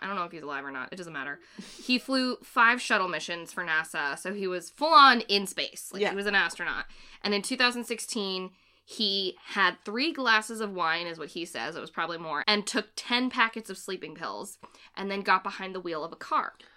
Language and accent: English; Framingham, Massachusetts, United States; I'm from Framingham, which I've said before, Framingham, Massachusetts, and my hometown has a special fascination with astronauts